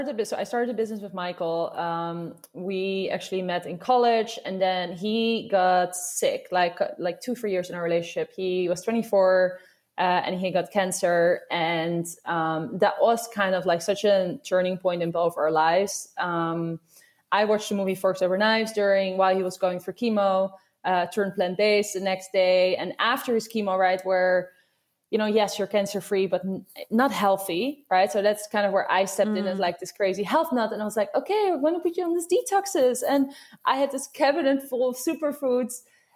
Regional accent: Netherlands; now in Brooklyn, United States; I'm from Holland, and my co-founder, he's from Germany, so my accent is just mixed everything.

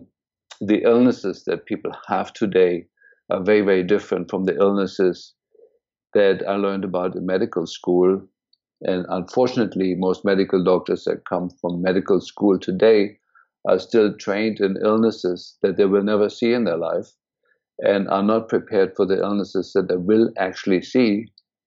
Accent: Berlin, Germany; moved away as an adult; also born or lived in India; now in United States; I was born and raised in Germany, in Berlin, actually, and went to medical school

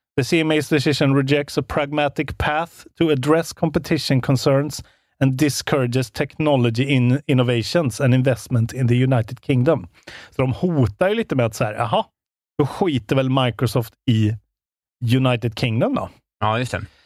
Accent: Värmland, Sweden; moved away; Jag har ju varit hemma i Värmland nu

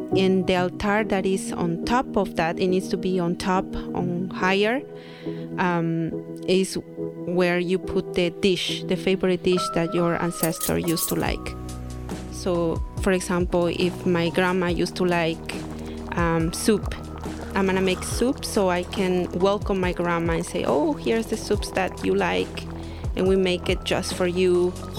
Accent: Santiago Matatlán, Oaxaca, Mexico; I am from Oaxaca, Mexico to be specific, I'm from Santiago Matatlan, which is a little pueblo, little village, not little anymore. And we speak Zapoteco

